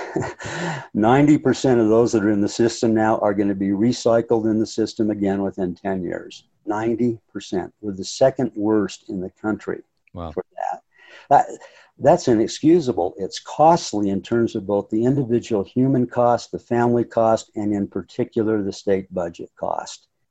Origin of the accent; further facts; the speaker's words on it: North Ogden, Utah, United States; also born or lived in Hawaii / Brazil / Colorado / California; I was born and raised in North Ogden, uh, spent virtually my entire life here